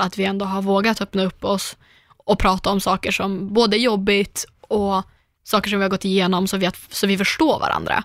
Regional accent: Umeå, Västerbotten County, Sweden; moved away; jag naglar hemma i Umeå

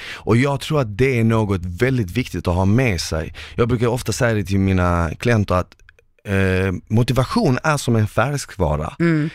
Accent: Malmö, Skåne, Sweden; en kille från Malmö

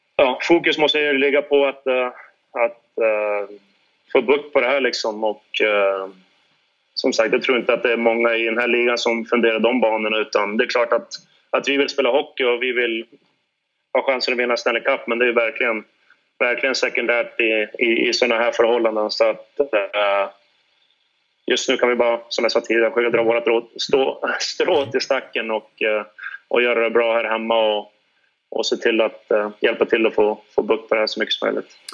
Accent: Sweden; moved away; vi längtar hem till våra familjer och vänner hemma i Vik

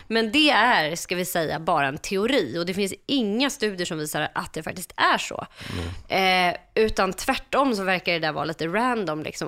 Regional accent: Stockholm, Stockholm County, Sweden; jag växte upp eh, på Söder i Stockholm med min pappa

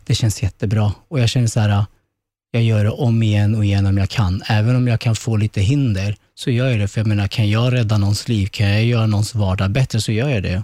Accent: Sweden; Sverige som är ett fantastiskt land där jag är född

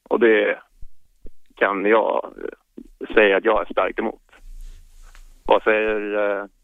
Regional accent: New Zealand; now in Sweden; jag kommer faktiskt från Nya Zeeland

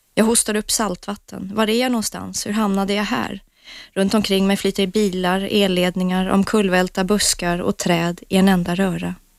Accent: England, United Kingdom; moved away; jag är uppvuxen i England

